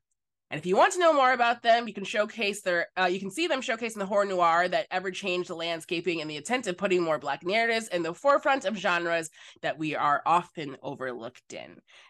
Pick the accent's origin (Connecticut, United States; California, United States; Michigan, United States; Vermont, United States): Michigan, United States; now in Los Angeles, United States; I'm from the Midwest. I'm from Michigan. I spent some time in Ohio this past month for a project